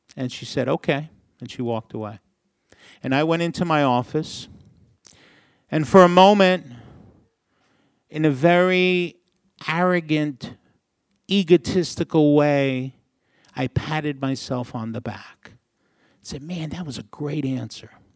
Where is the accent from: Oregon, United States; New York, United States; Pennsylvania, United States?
New York, United States; New York City; I grew up in a small city in the Northeast. Maybe you've heard of it, New York City